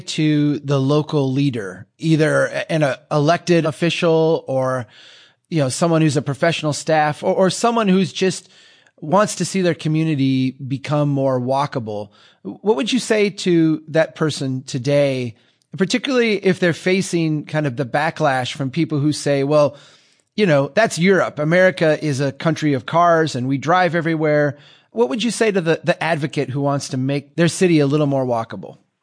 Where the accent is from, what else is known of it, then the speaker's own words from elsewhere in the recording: Minnesota, United States; here in my home state of Minnesota